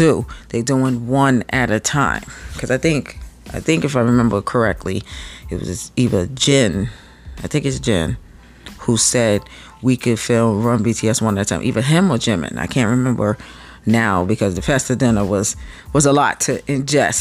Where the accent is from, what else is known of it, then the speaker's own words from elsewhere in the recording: United States; me being American